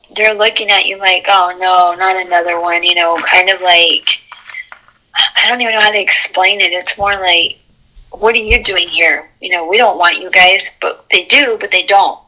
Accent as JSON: {"language": "English", "town": "Alamogordo", "region": "New Mexico", "country": "United States", "tie": "born or raised there", "said": "I lived in I was raised in Alamogordo"}